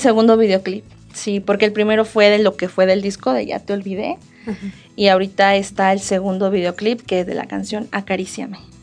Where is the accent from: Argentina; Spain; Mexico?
Mexico; colonia Los Olvera, Querétaro; en la colonia Los Olvera, de donde soy originaria